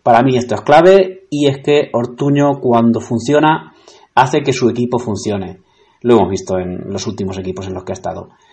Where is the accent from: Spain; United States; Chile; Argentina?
Spain; Albacete, Castilla-La Mancha; mi ciudad, Albacete